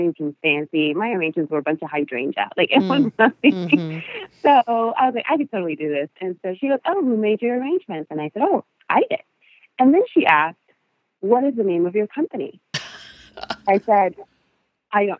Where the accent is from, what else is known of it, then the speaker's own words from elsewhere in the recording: Costa Rica; first language Spanish; English is a second language; moved away; my first language is Spanish. My second is English.